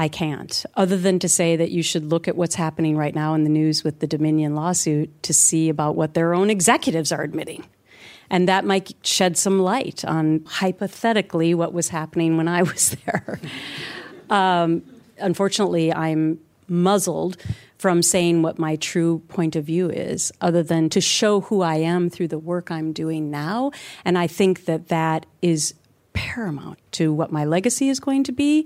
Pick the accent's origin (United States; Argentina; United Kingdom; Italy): United States; Minnesota; moved away as an adult; also born or lived in New York City; I grew up in Minnesota